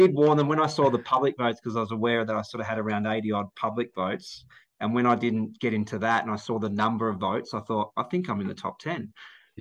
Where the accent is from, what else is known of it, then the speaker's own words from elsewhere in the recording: Melbourne, Victoria, Australia; I'm from Melbourne.